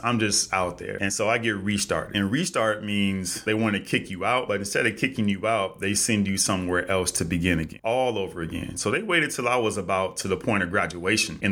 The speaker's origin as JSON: {"language": "English", "region": "California", "country": "United States", "also_born_or_lived": "Los Angeles", "said": "I'm from Cali. I live in LA."}